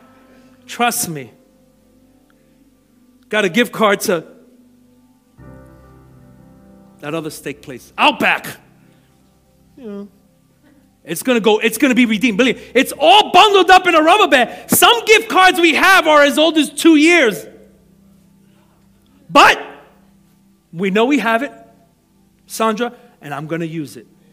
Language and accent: English; New York City, New York, United States; growing up in Brooklyn